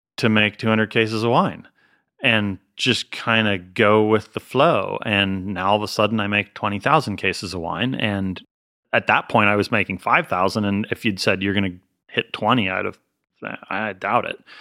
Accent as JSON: {"language": "English", "region": "Pennsylvania", "country": "United States", "tie": "born or raised there", "also_born_or_lived": "Colorado / Massachusetts", "moved": "yes", "lives_now": "California, United States", "said": "I'm not from California. I'm from Pennsylvania"}